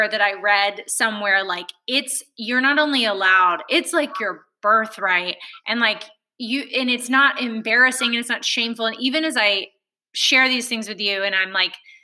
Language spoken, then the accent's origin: English; Alabama, United States; I grew up in Alabama